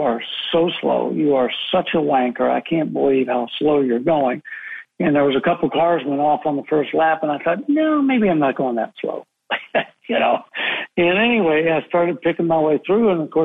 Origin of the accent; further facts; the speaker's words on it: United States; I'm half American